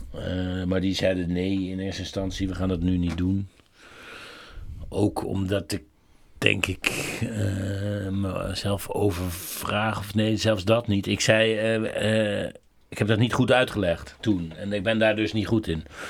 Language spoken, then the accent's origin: Dutch; Netherlands; ik ben een Nederlander